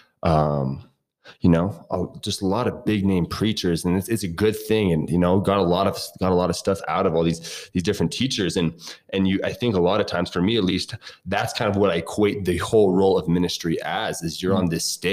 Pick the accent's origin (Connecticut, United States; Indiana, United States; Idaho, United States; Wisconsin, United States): Idaho, United States; Coeur d'Alene; moved away as an adult; also born or lived in Massachusetts; now in Durango, United States; I'm from Coeur d'Alene, Idaho.